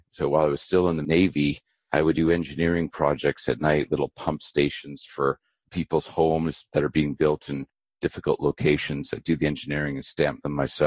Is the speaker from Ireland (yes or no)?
no; Abbotsford, British Columbia, Canada; born or raised there; also born or lived in Vancouver, British Columbia